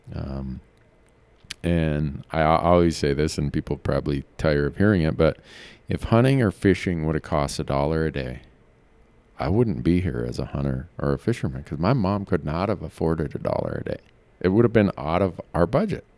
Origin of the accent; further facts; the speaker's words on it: Midwest, United States; I grew up in the Midwest